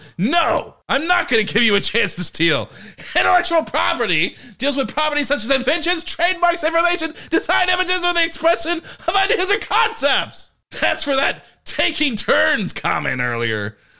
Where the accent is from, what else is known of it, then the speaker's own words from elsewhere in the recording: New York, United States; I grew up in New York. I didn't even know Indians have their own laws.